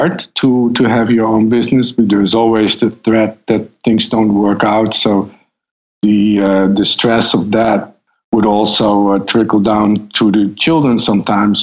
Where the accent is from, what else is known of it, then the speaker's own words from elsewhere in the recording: Netherlands; moved away as an adult; now in New York City, United States; I was born in the Netherlands in a small town close to the German border.